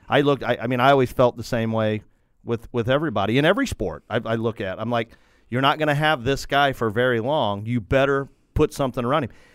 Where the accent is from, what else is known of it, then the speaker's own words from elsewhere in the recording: United States; I'm an American